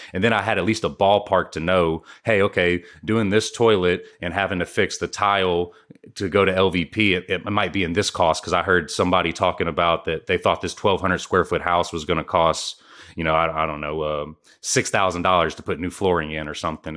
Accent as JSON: {"language": "English", "town": "Houston", "region": "Texas", "country": "United States", "said": "I'm from Houston, Texas"}